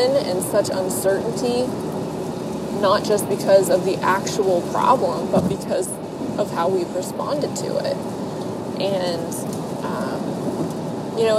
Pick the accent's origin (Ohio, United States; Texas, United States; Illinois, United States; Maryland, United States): Ohio, United States; Ohio, which is my home state